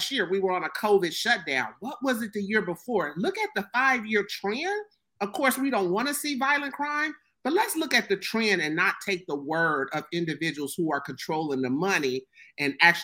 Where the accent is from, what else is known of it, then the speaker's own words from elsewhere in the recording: Ohio, United States; I'll use my hometown for one here in Ohio